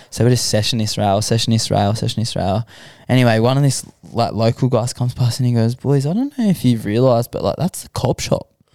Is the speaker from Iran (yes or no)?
no; Sydney, New South Wales, Australia; I grew up in Western Sydney